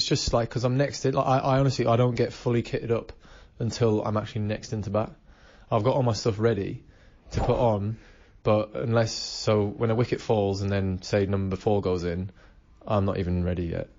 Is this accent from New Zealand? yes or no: yes; New Zealand; born there; I'm English. I was born in New Zealand, I remember my roots, I remember where I came from